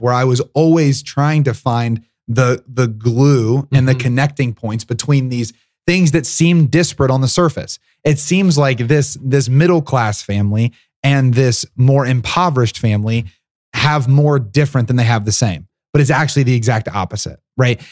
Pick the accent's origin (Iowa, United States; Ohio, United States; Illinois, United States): Ohio, United States; Southern; my upbringing, which was really unique. So I'm from Southern Ohio